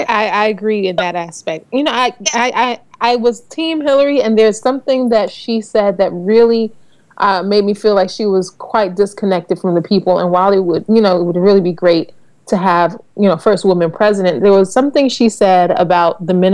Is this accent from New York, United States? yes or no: yes; New York, United States; as a New Yorker